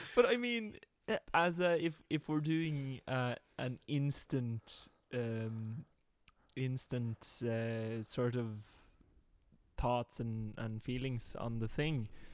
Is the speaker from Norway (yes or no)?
yes; Norway; me as a poor Norwegian